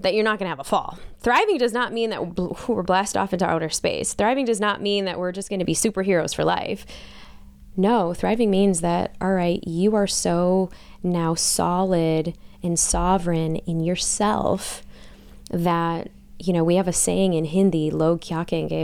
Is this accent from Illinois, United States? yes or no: yes; Chicago, Illinois, United States; growing up in Chicago, melting pot